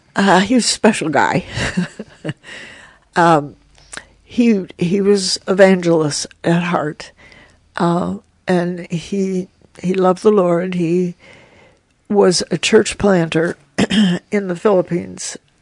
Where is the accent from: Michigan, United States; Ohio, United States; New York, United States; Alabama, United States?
Ohio, United States; Lakewood; also born or lived in Shelbyville, Indiana / Twinsburg, Ohio; I grew up in Lakewood, and most of my favorite things in school were sports